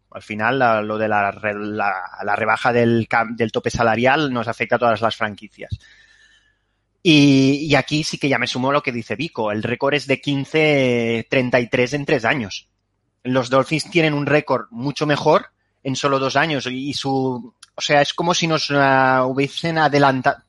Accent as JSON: {"language": "Spanish", "region": "Catalonia", "country": "Spain", "said": "soy catalán"}